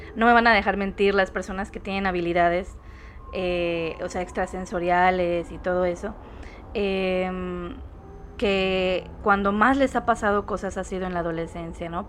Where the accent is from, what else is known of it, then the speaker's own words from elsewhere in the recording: Mérida, Yucatán, Mexico; yo por ejemplo soy yucateca, de la ciudad de Mérida